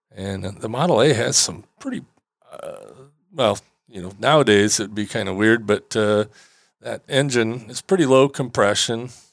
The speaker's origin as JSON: {"language": "English", "town": "Traverse City", "region": "Michigan", "country": "United States", "tie": "born or raised there", "said": "here in my hometown in Traverse City"}